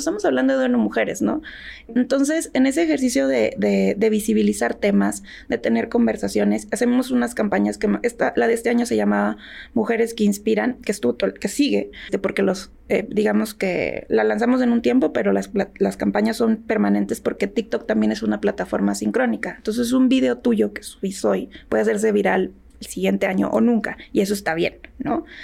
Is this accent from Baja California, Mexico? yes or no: no; Tamaulipas, Mexico; Yo soy de la frontera, yo nací en Tamaulipas